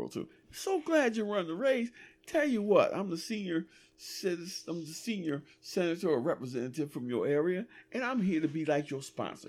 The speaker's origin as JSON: {"language": "English", "country": "United States", "said": "I'm American"}